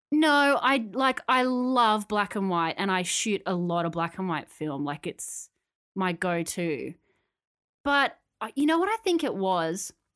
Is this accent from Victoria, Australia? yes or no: no; Canberra, Australian Capital Territory, Australia; now in Sydney, Australia; when I moved to Sydney, 'cause I grew up in Canberra, when I moved to Sydney